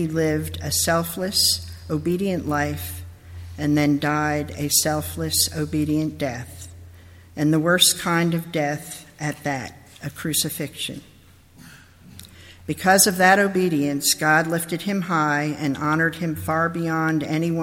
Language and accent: English; New York, United States; I'm originally from New York, but I was born in a different place because I'm really a country girl at heart